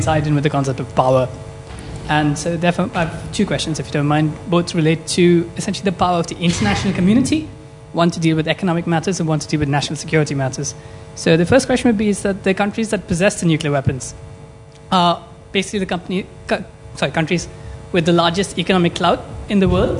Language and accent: English; India; I'm from India